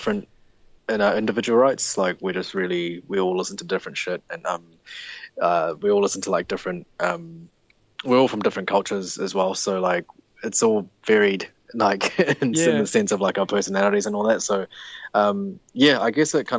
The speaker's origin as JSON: {"language": "English", "region": "Auckland", "country": "New Zealand", "said": "We're from Auckland, New Zealand."}